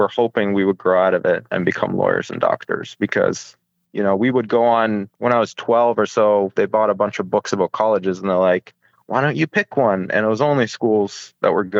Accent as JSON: {"language": "English", "town": "Halifax", "region": "Nova Scotia", "country": "Canada", "tie": "born or raised there", "also_born_or_lived": "Ukraine", "moved": "yes", "lives_now": "California, United States", "said": "we grew up in a very small city. It was Halifax, Nova Scotia, East Coast, sort of northeast of Boston"}